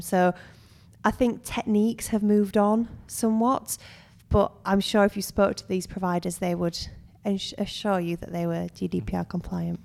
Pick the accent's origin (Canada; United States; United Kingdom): United Kingdom; also born or lived in Suwon, South Korea; we're, we're British